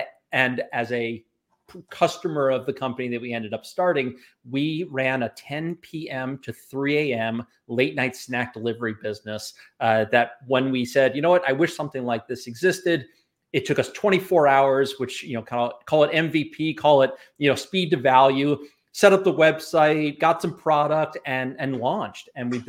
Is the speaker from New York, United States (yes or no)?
yes; New York, United States; So I grew up on the North Shore of Long Island, and I escaped without an accent.